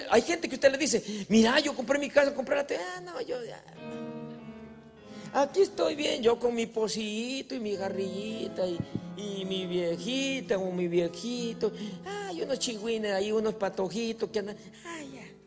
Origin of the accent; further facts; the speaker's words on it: Carrizal, Dominican Republic; Pues yo, vengo del Carrizal.